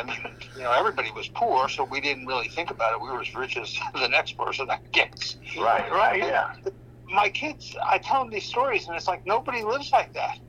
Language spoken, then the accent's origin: English; Scranton, Pennsylvania, United States; I grew up in Scranton, Pennsylvania.